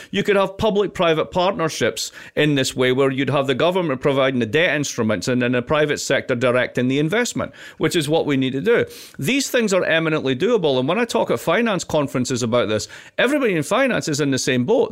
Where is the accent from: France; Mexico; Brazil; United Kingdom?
United Kingdom; Scotland; I'm also Scottish.